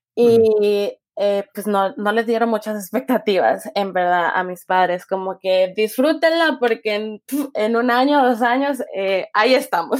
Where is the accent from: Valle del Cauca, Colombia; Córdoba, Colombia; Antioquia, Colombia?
Valle del Cauca, Colombia; Cali; moved away as an adult; also born or lived in Washington / New Zealand; nací en Cali, me crié en Cali y dejé Cali a los 20 años, tengo 25.